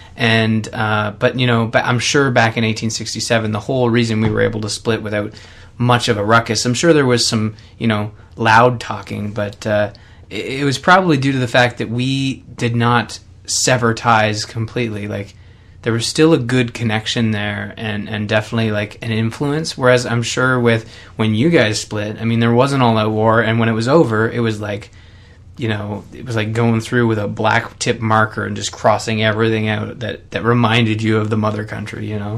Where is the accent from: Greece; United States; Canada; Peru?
Canada